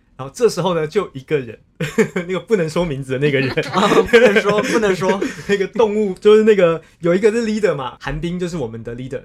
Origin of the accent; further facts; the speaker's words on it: Taiwan; 我们就说，哦，台湾啊